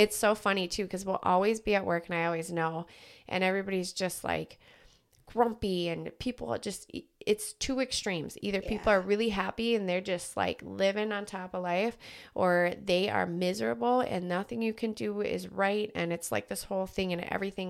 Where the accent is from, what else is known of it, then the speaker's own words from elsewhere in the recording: Las Vegas, Nevada, United States; I grew up in Vegas.